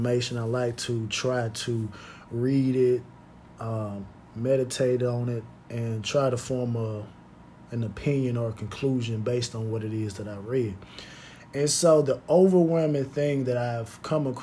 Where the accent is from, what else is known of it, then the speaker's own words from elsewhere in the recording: United States; as American citizens